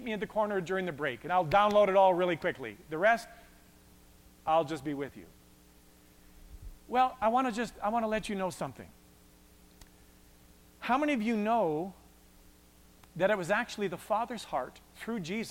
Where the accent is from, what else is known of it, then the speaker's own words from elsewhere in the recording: Westlock, Alberta, Canada; I grew up in Westlock